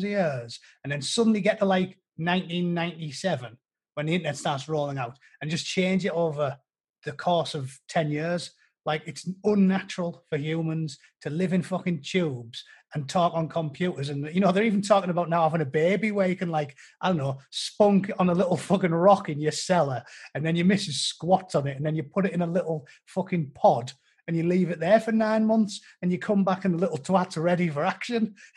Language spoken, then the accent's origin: English; United Kingdom; I'm British